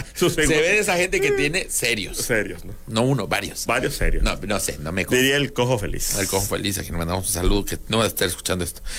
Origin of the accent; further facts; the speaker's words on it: Tabasco, Mexico; accent: Tabasco; en siete años por fin, alguien creyó que soy de México. No puedo creerlo, gente. Es mi acento de Tabasco.